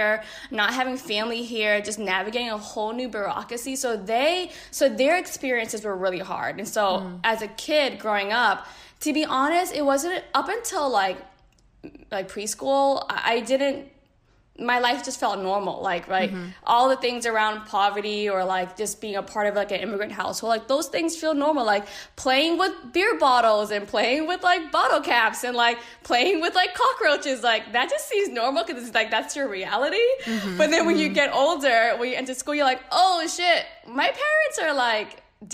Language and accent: English; Boston, Massachusetts, United States; we both grew up in Boston.